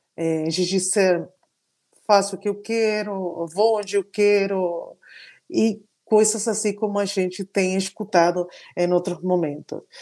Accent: Argentina; Portuguese is a second language; now in São Paulo, Brazil; eu sou argentina

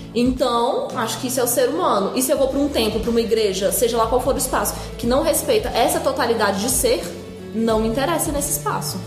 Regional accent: Brazil; eu sou brasileira e carrego tudo isso junto comigo

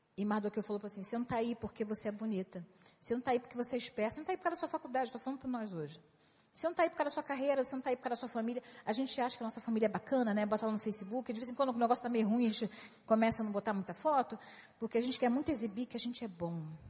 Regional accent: Brazil

